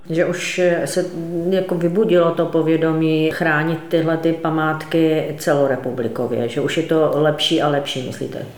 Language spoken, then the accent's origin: Czech; Ostrava, Moravian-Silesian Region, Czechia; Já jsem třeba z Ostravy